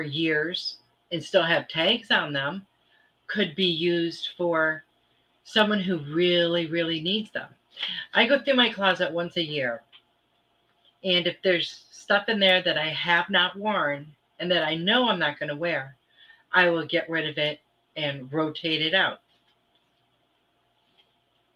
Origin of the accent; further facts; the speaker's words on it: Michigan, United States; I grew up in Michigan